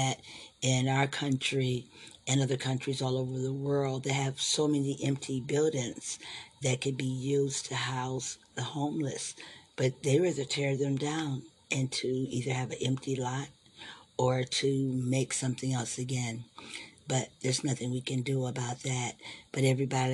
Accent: Ohio, United States; moved away; my hometown in Ohio, we used to love Friday and Saturday nights

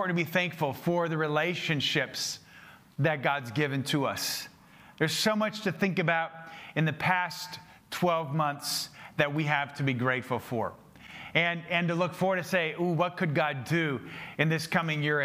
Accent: Minnesota, United States; I'm from Minnesota.

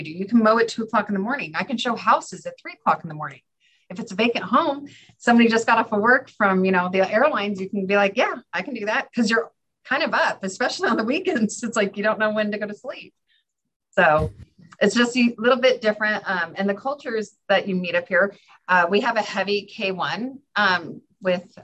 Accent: California, United States; moved away as an adult; now in Fairbanks, United States; I was from California where you have palm trees or big redwoods

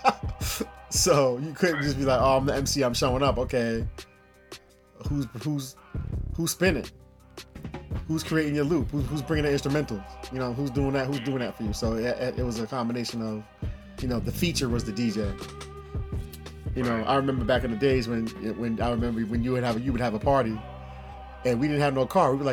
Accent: New Rochelle, New York, United States; also born or lived in Mount Vernon; I lived in New Rochelle and growing up in New Rochelle

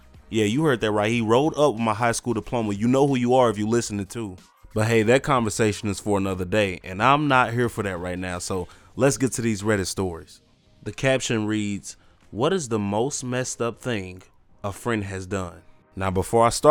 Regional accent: Midwest, United States; I was from the Midwest.

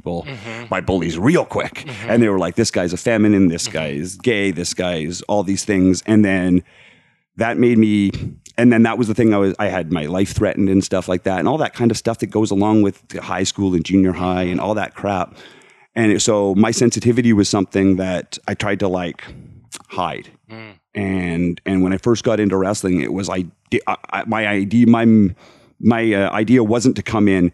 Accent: Alberta, Canada; moved away; I was from Alberta in Canada. So it's very conservative area of the world

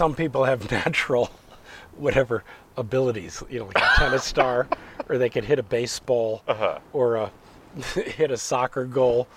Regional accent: Los Angeles, California, United States; also born or lived in Bay Area / Paris; it was all South Central L.A. It was I grew up in a black neighborhood and went to black schools.

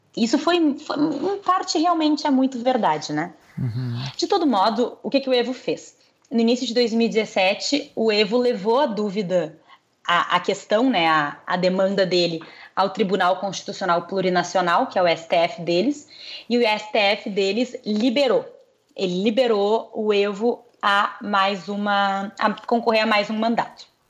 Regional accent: Brazil; A gente é brasileiro

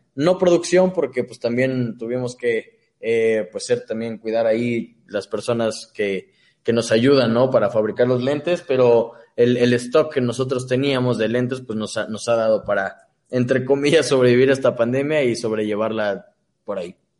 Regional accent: Cuautitlán Izcalli, State of Mexico, Mexico; yo soy del Estado de México.

